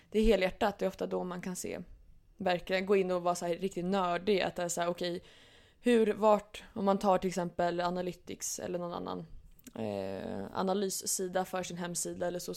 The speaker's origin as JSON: {"language": "Swedish", "town": "Norrköping", "region": "Östergötland", "country": "Sweden", "said": "har ju mina rötter från Norrköping då. Som man brukar få höra ibland på dialekten att folk säger att ja, det hörs att jag är östgöte."}